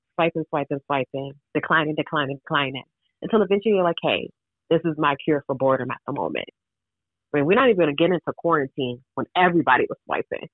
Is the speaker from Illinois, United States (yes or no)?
no; Florida, United States; I'm from Florida